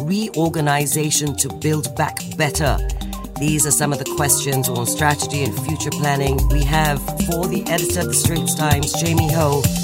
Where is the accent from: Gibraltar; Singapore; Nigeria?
Singapore; As a Singaporean mother, that is very relevant to me.